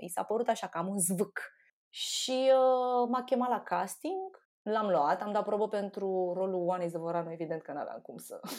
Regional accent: Șușani, Romania; moved away; din Șușani

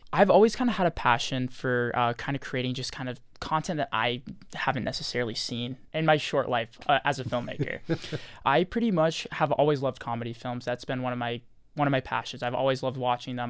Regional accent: Rancho Palos Verdes, California, United States; moved away; I'm from Los Angeles, California, specifically Rancho Palos Verdes

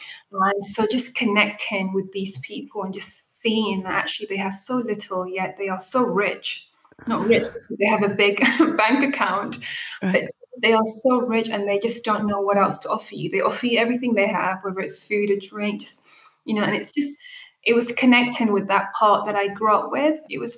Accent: United Kingdom; first language Arabic; English is a second language; So my mother tongue is Arabic. I have this Ethiopian side. I have this Eritrean side. And I'm also British.

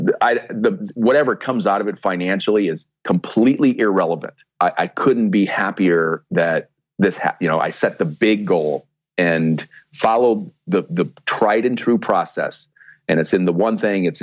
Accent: Sioux City, Iowa, United States; in my hometown in Sioux City, Iowa, which is where I am right now

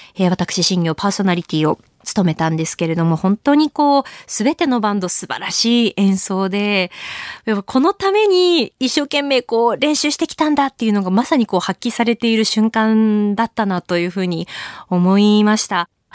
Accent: Tohoku, Japan; 同じやっぱり東北で育った

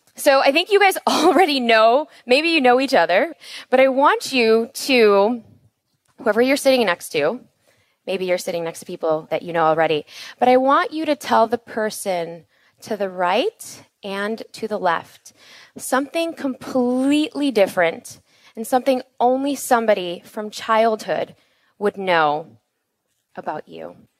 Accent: Chicago, Illinois, United States; we were born and raised in Chicago

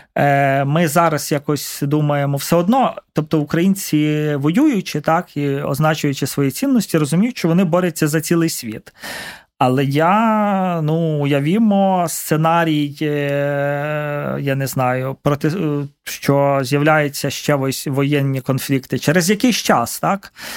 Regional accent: Carpathians, Ukraine; now in Kyiv, Ukraine; я з Карпат

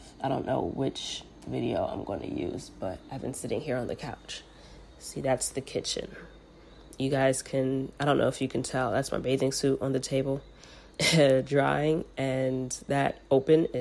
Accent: New York, United States; New York

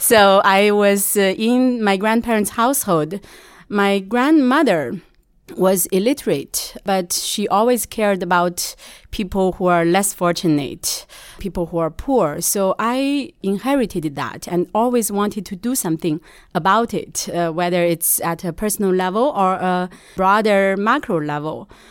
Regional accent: Shanxi, China; moved away as an adult; now in United States; I'm initially from Shanxi

